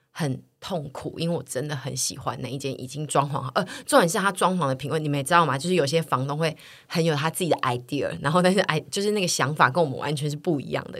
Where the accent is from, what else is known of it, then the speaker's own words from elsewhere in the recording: Tainan, Taiwan; moved away; 我是台南来的，所以我真的没有办法租小空间